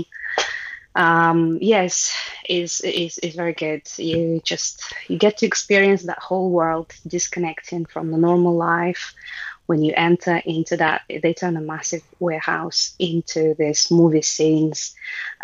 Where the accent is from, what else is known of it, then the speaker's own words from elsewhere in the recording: Russia; moved away as an adult; now in United Kingdom; I grew up in Soviet Union.